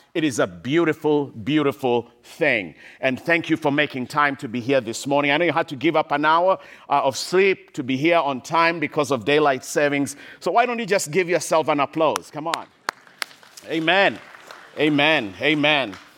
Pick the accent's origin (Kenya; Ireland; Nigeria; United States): Kenya; I grew up in Kenya, in Eastern Africa, in a small little village in the middle of nowhere